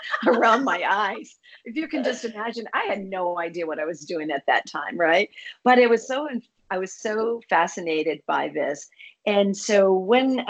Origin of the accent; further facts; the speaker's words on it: Boston, Massachusetts, United States; I'm from Boston area.